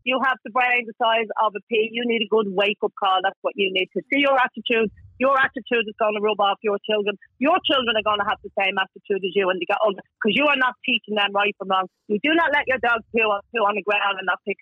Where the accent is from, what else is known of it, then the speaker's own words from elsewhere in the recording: Dublin, County Dublin, Ireland; I come from Kilbarry, where the snapper was filmed